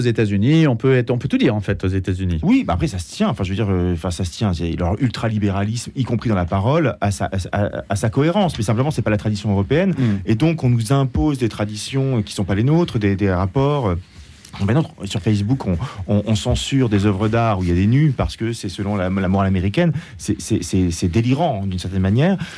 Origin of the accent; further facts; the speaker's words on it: France; en tant que Français